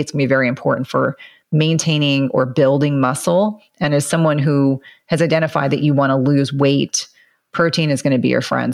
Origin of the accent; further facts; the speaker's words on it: New Jersey, United States; moved away; also born or lived in South Carolina; I grew up in New Jersey and some of that has kind of stayed in me